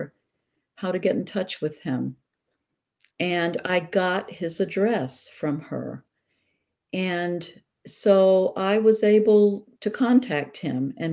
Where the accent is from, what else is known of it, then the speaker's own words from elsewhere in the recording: the South, United States; I grew up during segregation in the South